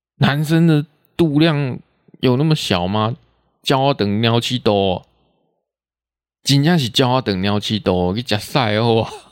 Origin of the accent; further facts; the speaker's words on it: Taiwan; accent: Taiwanese Hokkien; first language Taiwanese Hokkien; Chinese is a second language; 会直接讲台语出来，这是自然而然的，这不用去学，这是本来就是我的母语